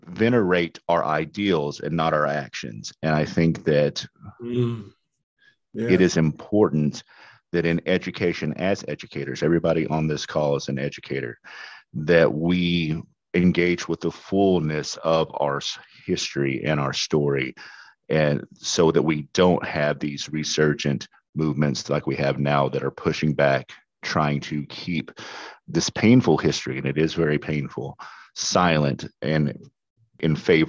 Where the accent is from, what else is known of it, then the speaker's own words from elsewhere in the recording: the South, United States; my story, you know, again, kind of goes back to what I said earlier as a Southerner. I went and looked at every county that I lived in the South, five counties in three states